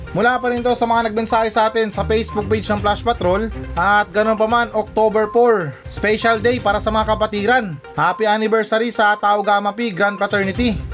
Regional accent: Zamboanga Peninsula, Philippines; tiga Sambuanga ko

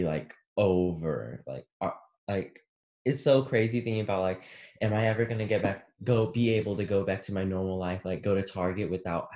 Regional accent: Texas, United States; we're from Texas

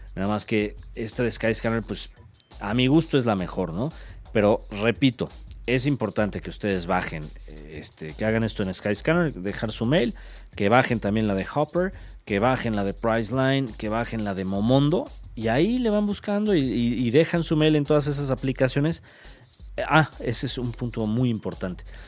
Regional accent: Mexico; como mexicanos

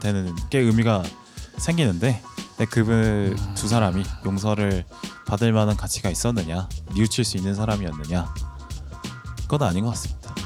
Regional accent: Gyeongsang, South Korea; moved away as an adult; now in Seoul, South Korea; 경상도 를 배경으로 하고 있는 저로서는

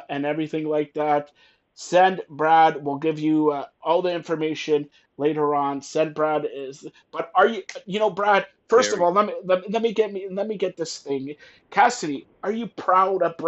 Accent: Canada; I am Canadian

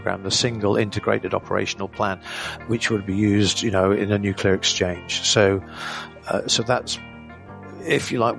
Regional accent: Lowestoft, East of England, United Kingdom; When I was a kid growing up in Lowestoft

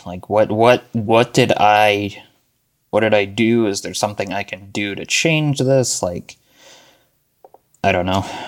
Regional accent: Arizona, United States; moved away; also born or lived in Buffalo, New York / Williamsville, New York; I was born in Buffalo, New York. Um, I lived in Williamsville, and I went to elementary school in Buffalo till about the middle of third grade, I want to say, and then uh, you know my family and I moved to Arizona.

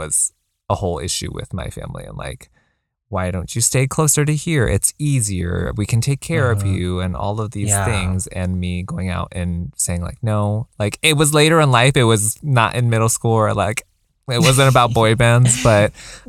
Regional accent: United States; like being being Chinese, being in an immigrant family, mm-hmm. like being growing up in America helps.

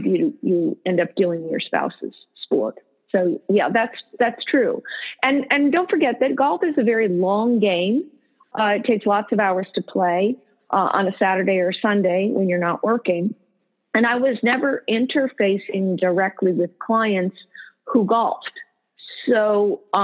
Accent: Morristown, New Jersey, United States; we also grew up in Morristown, New Jersey

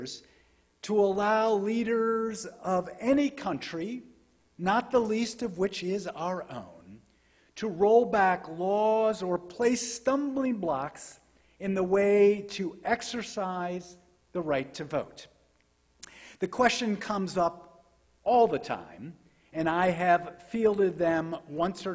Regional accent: United States; as American Jews

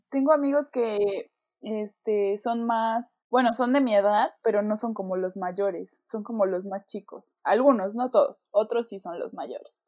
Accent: Mexico; cuando yo me fui de México

